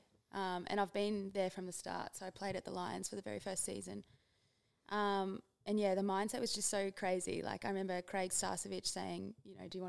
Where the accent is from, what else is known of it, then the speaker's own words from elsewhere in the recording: Melbourne, Victoria, Australia; we're flying to Melbourne. Like, that's my hometown.